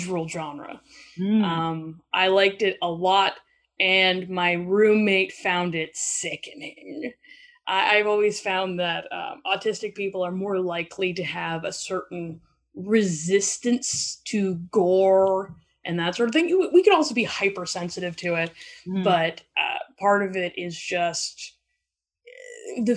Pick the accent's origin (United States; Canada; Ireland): Canada; Alberta; now in Vancouver, Canada; I am originally from Alberta, but I live in Vancouver, British Columbia now.